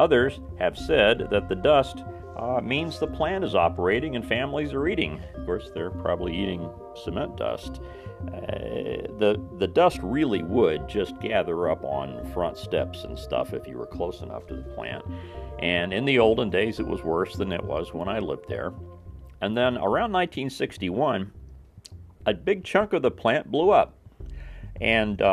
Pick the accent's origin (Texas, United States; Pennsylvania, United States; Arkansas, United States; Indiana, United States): Indiana, United States; Southern; I grew up in Southern Indiana in the late 50s and the early 60s